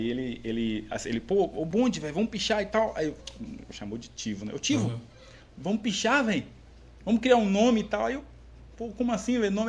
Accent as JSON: {"language": "Portuguese", "country": "Brazil", "tie": "born or raised there", "said": "Minha família é bem conhecida lá no, no, no, Parque São Paulo. Eu moro aqui no, no Parque São Paulo."}